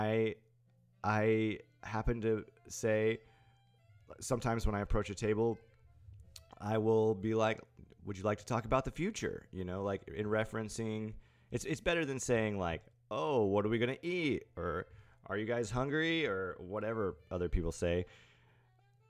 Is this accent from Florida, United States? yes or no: no; East Tennessee, United States; now in Nashville, United States; I'm from East Tennessee